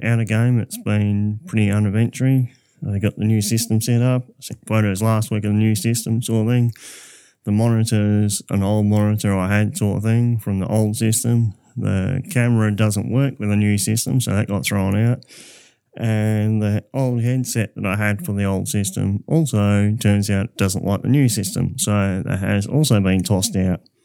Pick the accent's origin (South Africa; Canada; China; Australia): Australia; Southern Cross, Western Australia; Southern Cross was, my hometown